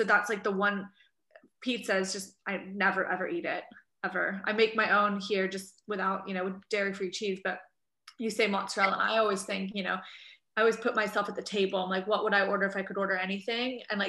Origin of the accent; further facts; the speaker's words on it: California, United States; now in United Kingdom; I'm from California